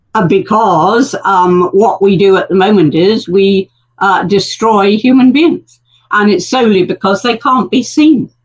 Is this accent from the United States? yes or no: no; United Kingdom; we're very British